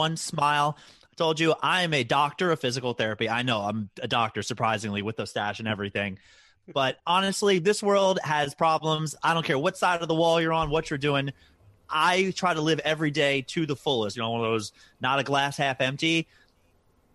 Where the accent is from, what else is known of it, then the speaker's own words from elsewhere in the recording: Baltimore, Maryland, United States; I'm from Baltimore